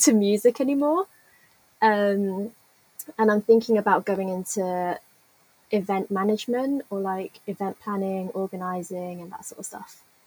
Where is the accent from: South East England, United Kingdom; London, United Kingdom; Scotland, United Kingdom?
London, United Kingdom; moved away as an adult; now in Birmingham, United Kingdom; I'm from London